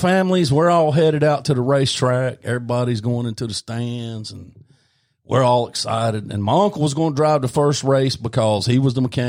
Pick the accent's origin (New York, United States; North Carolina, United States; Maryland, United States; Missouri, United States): North Carolina, United States; Belmont; Yeah, and Linda's Tax Service in North, by God, Belmont, North Carolina. {S1} Yep. {S2} My hometown.